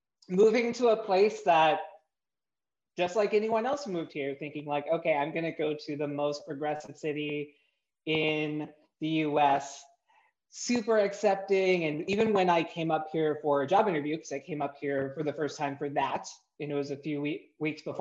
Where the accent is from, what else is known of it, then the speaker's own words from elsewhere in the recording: Texas, United States; moved away as an adult; also born or lived in San Antonio, Texas / Del Rio, Texas / Austin, Texas; now in Seattle, United States; I am originally from Texas, born and raised. I was born in San Antonio, kind of moved around a little bit in that area, lots of like small towns